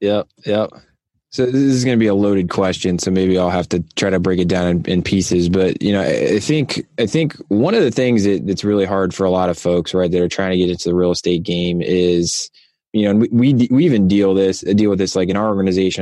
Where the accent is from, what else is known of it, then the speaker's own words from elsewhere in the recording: Ohio, United States; my home state of Ohio